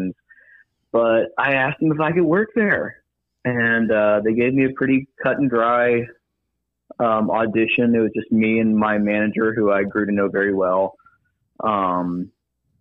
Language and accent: English; Huntsville, Alabama, United States; now in Birmingham, United States; I'm from Huntsville, Alabama